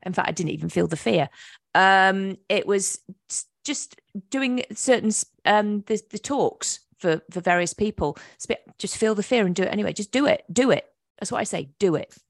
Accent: England, United Kingdom; moved away as an adult; also born or lived in Virginia Beach, Virginia, United States; now in North Carolina, United States; I'm from England

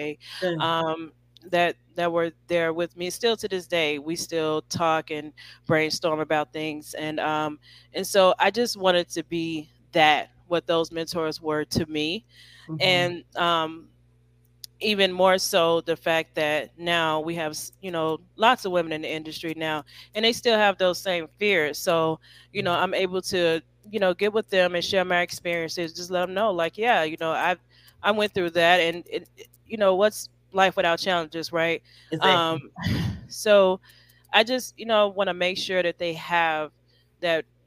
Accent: Chicago, Illinois, United States; I'm from Chicago.

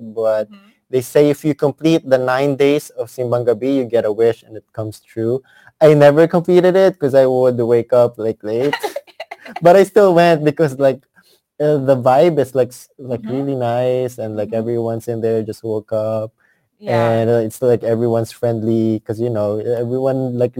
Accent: Philippines; moved away; us in like Cavite and Manila

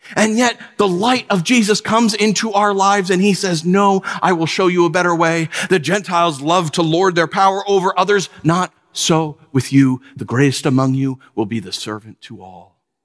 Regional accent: New York, United States; born or raised there; moved away as an adult; also born or lived in Southern California

